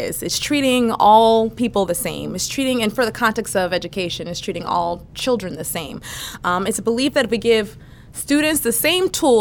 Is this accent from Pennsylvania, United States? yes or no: yes; Philadelphia, Pennsylvania, United States; also born or lived in Fulton County, Georgia; I grew up in Mount Airy, a neighborhood in Philadelphia